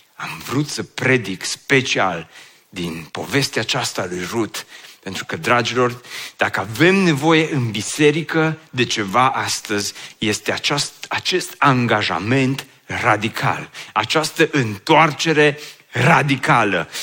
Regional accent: Oradea, Bihor County, Romania; also born or lived in Băile Felix; eu sunt din Oradea

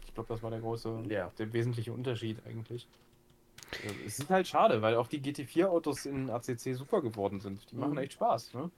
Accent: Gifhorn, Lower Saxony, Germany; born or raised there

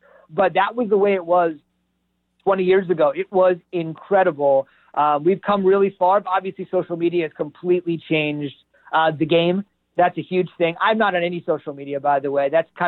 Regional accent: central New Jersey, United States; I'm a Jersey guy. I grew up in Jersey my whole life, central New Jersey

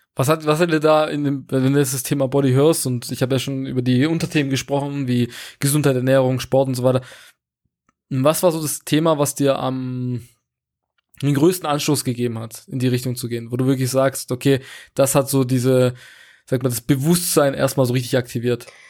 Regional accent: Portugal; moved away; Ich komme ursprünglich aus Portugal

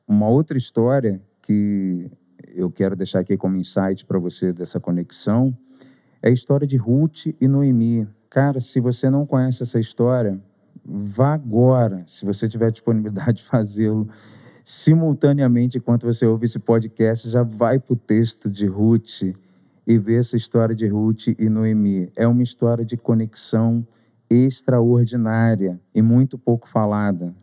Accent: Rio de Janeiro, Brazil; also born or lived in Butantã, São Paulo; now in São Paulo, Brazil; Sou conhecido como …

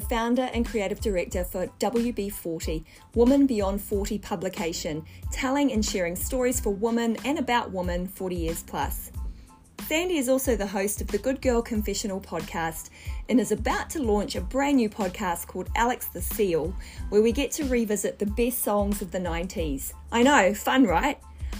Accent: Wellington, New Zealand; So I grew up in Wellington, New Zealand.

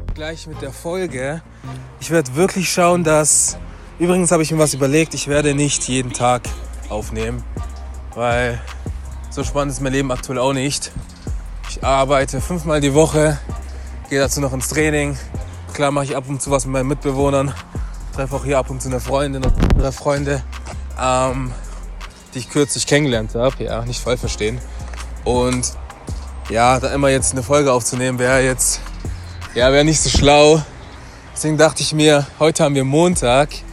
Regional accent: Stuttgart, Baden-Württemberg, Germany; moved away as an adult; now in Frankfurt, Germany; Ich bin jetzt hier in der neuen Stadt, Frankfurt. Ich bin weiterhin Stuttgarter

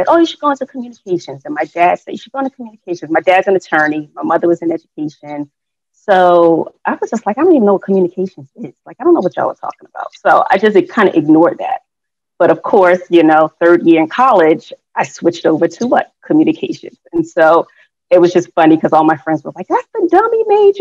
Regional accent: Newark, New Jersey, United States; born and bred in Newark, New Jersey. So I got to represent for the Brick City

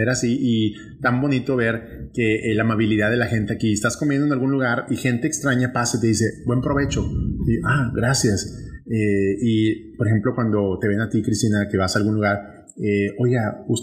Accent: northern Mexico, Mexico; accent: northern Mexican; moved away; traigo un regionalismo muy marcado, muy marcado al norte de México y muy marcado simplemente para un grupo de gente. Mi español es así.

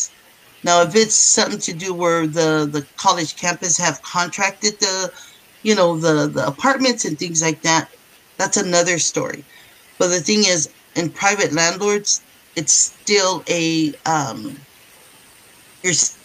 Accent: San Francisco, California, United States; also born or lived in Samoa (ancestry); now in Washington, United States; I was born in San Francisco

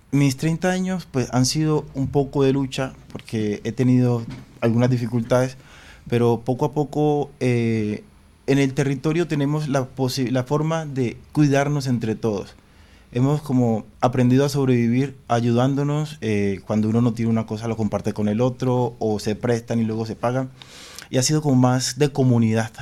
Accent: Apartadó, Antioquia, Colombia; soy de Apartado, Antioquia

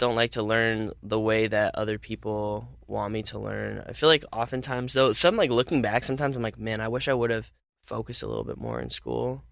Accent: Phoenix, Arizona, United States; moved away as an adult; also born or lived in California; I mostly spent my childhood in Phoenix

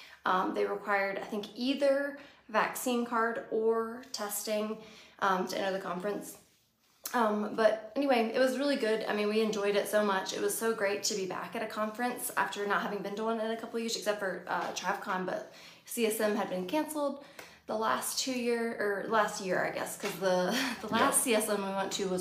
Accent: Virginia, United States; We're from Virginia

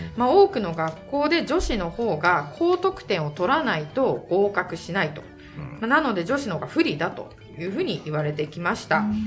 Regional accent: Niigata, Japan; moved away; 私は新潟県の公立高校出身

